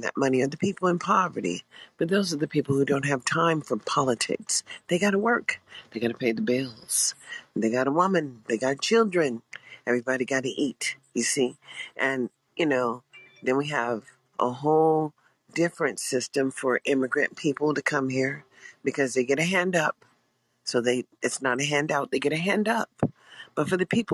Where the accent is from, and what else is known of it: United States